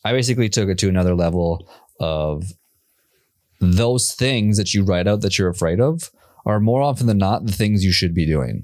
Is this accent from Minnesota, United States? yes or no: yes; Minneapolis, Minnesota, United States; now in Austin, United States; I grew up in Minnesota.